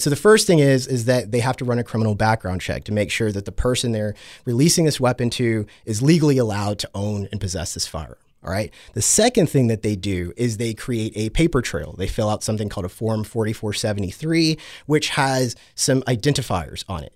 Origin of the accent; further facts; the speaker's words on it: Texas, United States; I come from Texas, right, where guns are just super normalized there